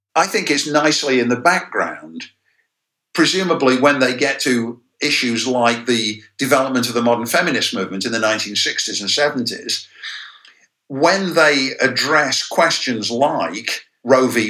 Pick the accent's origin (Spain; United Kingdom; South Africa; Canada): United Kingdom; England; now in United States; my educational experience as a kid growing up in England